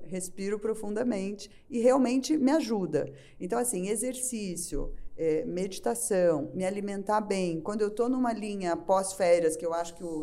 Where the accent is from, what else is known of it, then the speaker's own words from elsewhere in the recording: Brazil; como bom brasileiro